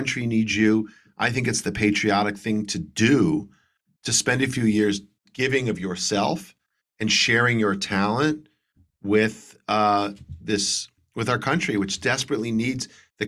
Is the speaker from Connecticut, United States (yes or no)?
yes; Trumbull, Connecticut, United States; I grew up in Trumbull, Connecticut